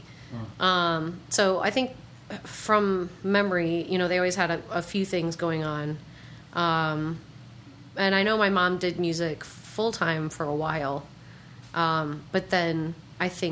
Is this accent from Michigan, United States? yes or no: yes; Muskegon, Michigan, United States; I am from Muskegon, Michigan